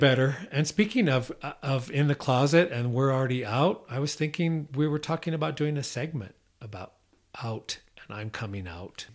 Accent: Iowa, United States; I'm from Iowa

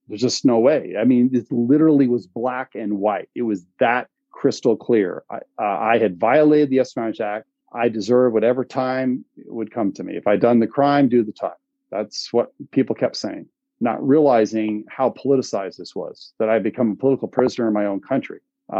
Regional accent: Vermont, United States; one of my home state, quote unquote, is Vermont, wouldn't touch it.

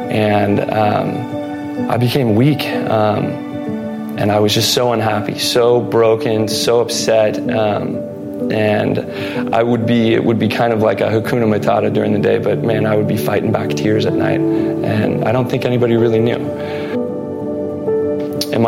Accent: Pleasanton, California, United States; I was born and raised in Pleasanton most of my life

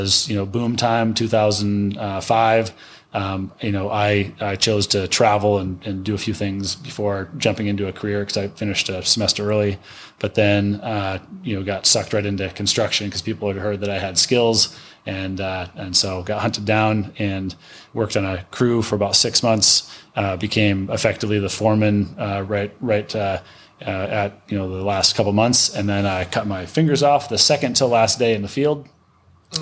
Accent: northern Lower Peninsula, Michigan, United States; moved away; also born or lived in Idaho; Grew up in Michigan, in the northern part of the Lower Peninsula.

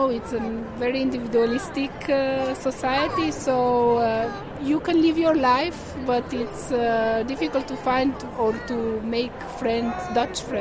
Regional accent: Slovenia; now in Netherlands; I'm from Slovenia.

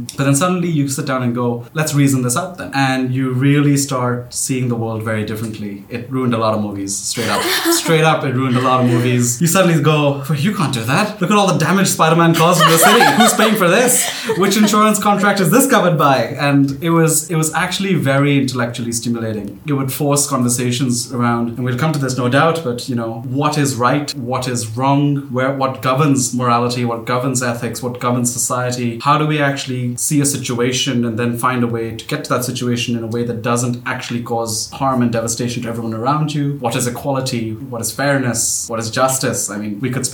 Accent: Pakistan; moved away; I grew up in Pakistan

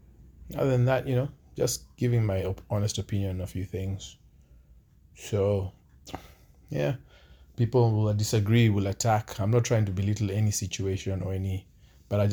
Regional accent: Kenya; where I'm from Kenya

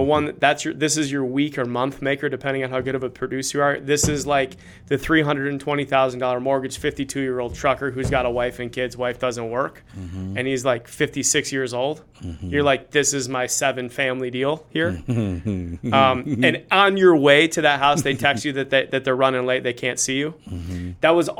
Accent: Cleveland, Ohio, United States; Football losses are easier to take. I'm from Cleveland.

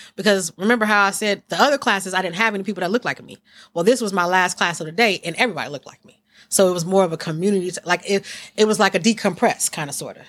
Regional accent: East Palo Alto, California, United States; also born or lived in Menlo Park; even though I'm from East Palo Alto and Menlo Park, and a lot of people know me, they really don't know me.

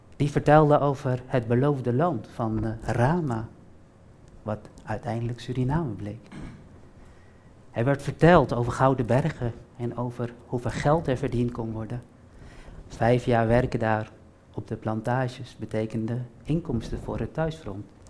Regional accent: Almere, Flevoland, Netherlands; Waar kom jij vandaan? En dan zeg ik altijd vol trots, Almere

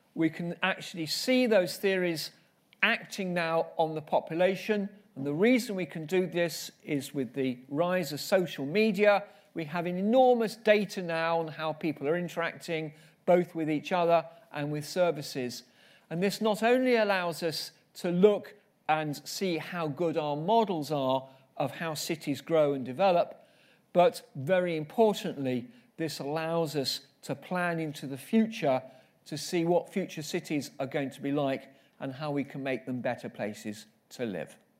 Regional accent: London, United Kingdom; moved away as an adult; also born or lived in Finchley / Harrow / Kilburn; now in Bath, United Kingdom; I was born in Finchley, and Margaret Thatcher was my M P, and I then lived in Harrow for a long time, and more recently lived in Kilburn. So I am definitely a Londoner, born and bred in London

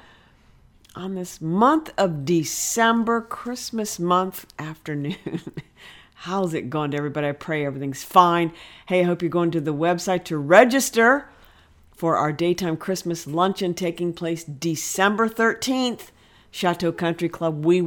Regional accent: Ohio, United States; moved away; I'm originally from Ohio, been down here 30 years, but I miss the green, huge fields of Ohio

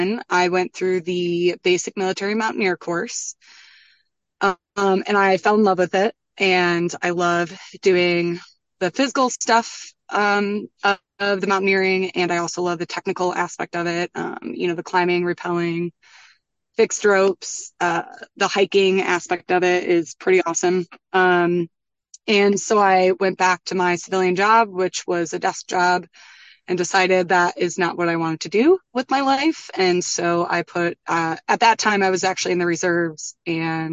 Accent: Midwest, United States; moved away as an adult; also born or lived in Colorado; now in Vermont, United States; I grew up in the Midwest and I also taught snowboarding in Colorado.

